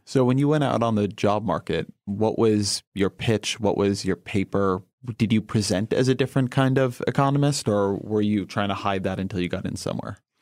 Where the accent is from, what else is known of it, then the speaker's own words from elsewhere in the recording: Irvine, California, United States; I come from Irvine